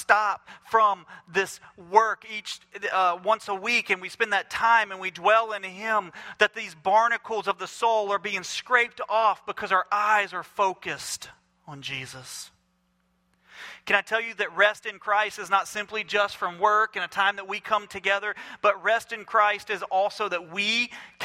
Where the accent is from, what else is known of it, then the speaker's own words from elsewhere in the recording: Mobile, Alabama, United States; I'm from Mobile, Alabama